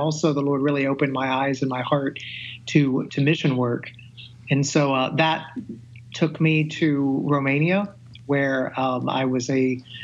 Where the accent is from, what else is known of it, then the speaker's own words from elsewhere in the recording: Middle Tennessee, United States; I grew up in Middle Tennessee in a very devout Christian family